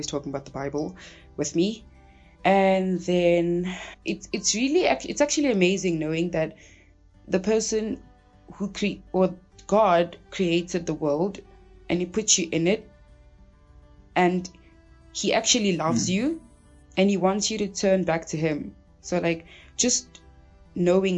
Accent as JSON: {"language": "English", "town": "Cape Town", "region": "Western Cape", "country": "South Africa", "tie": "born or raised there", "also_born_or_lived": "Angola", "said": "I'm originally from Angola, but was like raised in Cape Town"}